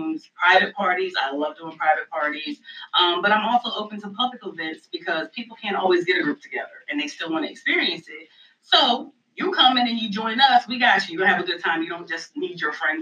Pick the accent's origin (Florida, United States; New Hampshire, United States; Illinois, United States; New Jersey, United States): New Jersey, United States; now in Raleigh, United States; And I'm originally from New Jersey. I have moved to Raleigh, North Carolina in 2005, so this is home as far as I'm concerned.